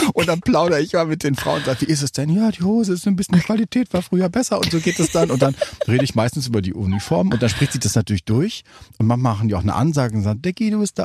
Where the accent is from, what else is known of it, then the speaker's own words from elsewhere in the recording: North Rhine-Westphalia, Germany; bei uns in Westfalen